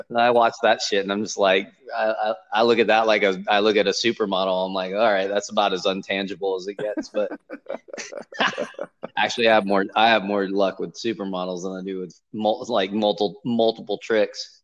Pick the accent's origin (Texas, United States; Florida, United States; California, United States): California, United States; Los Angeles; moved away; I grew up in Los Angeles